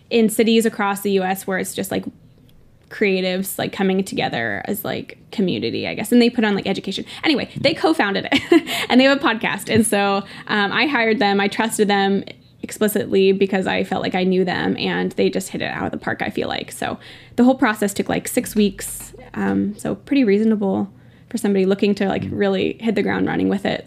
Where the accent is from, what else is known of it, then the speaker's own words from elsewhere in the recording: Northern California, United States; I'm from Northern California